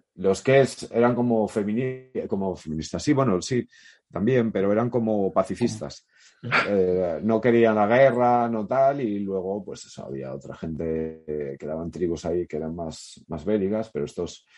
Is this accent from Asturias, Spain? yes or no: yes; Oviedo, Asturias, Spain; moved away; also born or lived in Gijón; nací en Oviedo